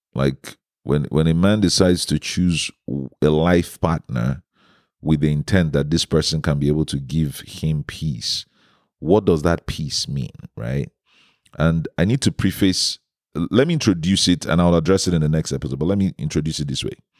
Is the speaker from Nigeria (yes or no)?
yes; Nigeria; my home country in Nigeria